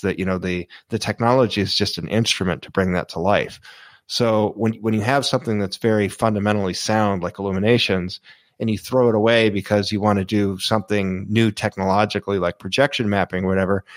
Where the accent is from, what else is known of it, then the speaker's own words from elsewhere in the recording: Florida, United States; I grew up in Florida